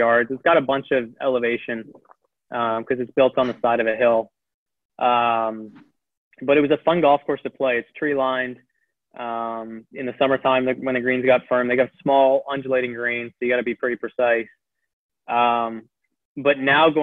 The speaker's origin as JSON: {"language": "English", "town": "Abbotsford", "region": "British Columbia", "country": "Canada", "tie": "born or raised there", "said": "Him and I grew up in the same town about 10 minutes apart"}